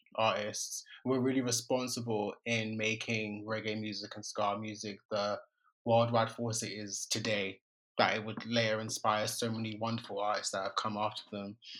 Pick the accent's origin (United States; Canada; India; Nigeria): Nigeria; I'm a Nigerian